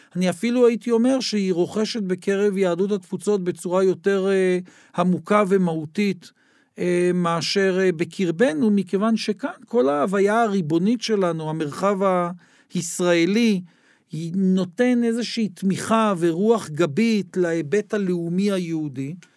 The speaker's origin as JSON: {"language": "Hebrew", "country": "Israel", "tie": "born or raised there", "said": "נולדתי במדינת ישראל, זאת מדינתי"}